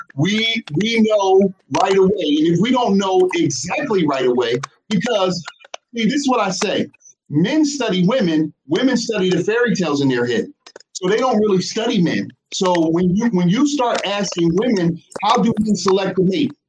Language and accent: English; New Jersey, United States; we from New Jersey